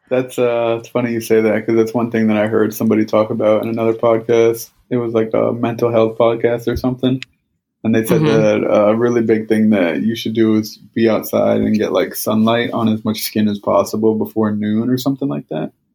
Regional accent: Northeast, United States; I'm from the Northeast

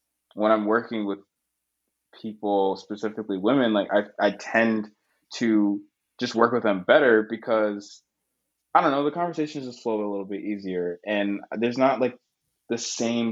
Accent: Boston, Massachusetts, United States; also born or lived in Connecticut; now in Brooklyn, United States; I was born in Boston, in America

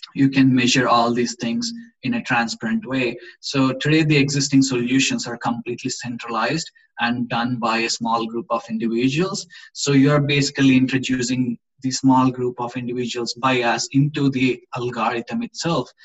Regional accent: India; moved away as an adult; now in Gothenburg, Sweden; We are both from India. We came to Sweden like uh, five years ago for education

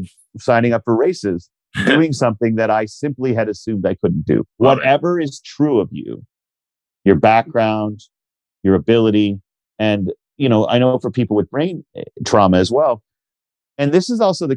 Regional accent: Canada; we're Canadian

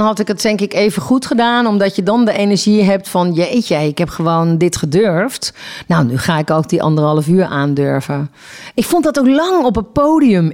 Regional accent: Eindhoven, North Brabant, Netherlands; Ik kom uit Eindhoven.

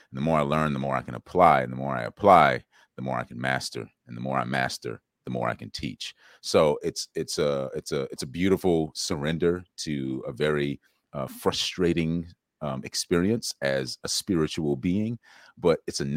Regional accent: South Carolina, United States; I grew up in South Carolina

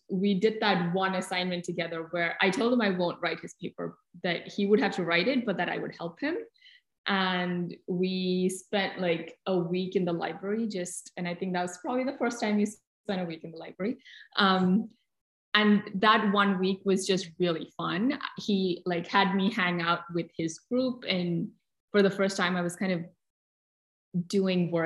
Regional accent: Kochi, Kerala, India; moved away as an adult; also born or lived in New Delhi, India; I had just moved from the south of India where I was born in Kochi to New Delhi for college

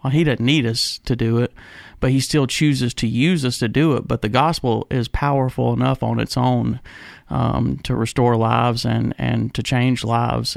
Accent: United States; being an American

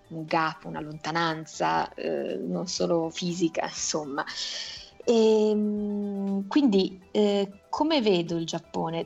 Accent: Italy; sono figlia di padre giapponese e madre italiana, sono però nata e cresciuta in Italia

